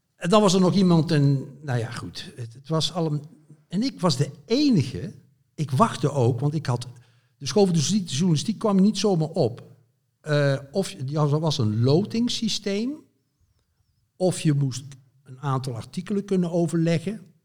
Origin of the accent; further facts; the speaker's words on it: Zevenbergen, North Brabant, Netherlands; moved away as an adult; also born or lived in Amsterdam / Veluwe; ik kom dus uit West-Brabant, uit het plaatsje Zevenbergen